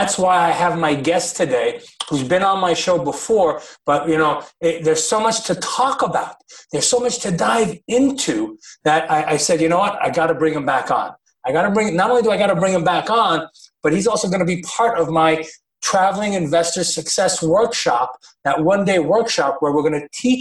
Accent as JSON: {"language": "English", "country": "United States", "tie": "born or raised there", "said": "I grew up in the American school systems. I'm a product of the American education system"}